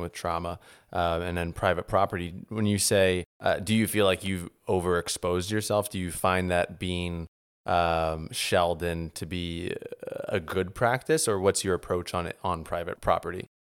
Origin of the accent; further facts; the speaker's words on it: New Orleans, Louisiana, United States; moved away; also born or lived in New Jersey; I grew up in New Orleans